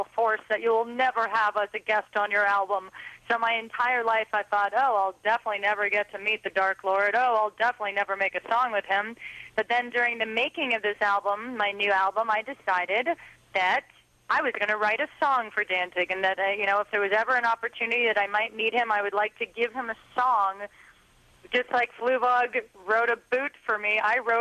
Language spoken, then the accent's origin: English; Montreal, Quebec, Canada; I'm from Montreal, Quebec